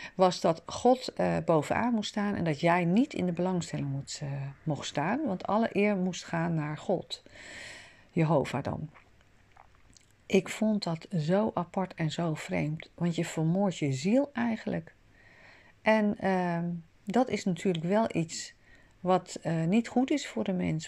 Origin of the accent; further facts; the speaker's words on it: Amsterdam, North Holland, Netherlands; Ik zelf ben een stadsmens, ik ben in Amsterdam geboren.